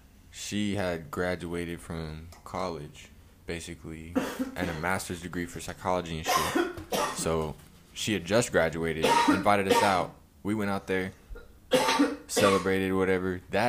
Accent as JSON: {"language": "English", "town": "Moore", "region": "Oklahoma", "country": "United States", "tie": "born or raised there", "said": "because I was growing up in Moore, in Oklahoma, prior to that with..."}